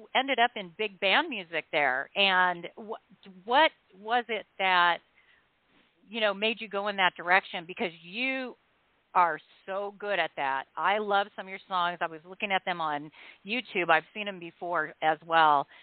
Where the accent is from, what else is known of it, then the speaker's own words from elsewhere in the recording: Huntington Beach, California, United States; I grew up in Huntington Beach, so I know that area very well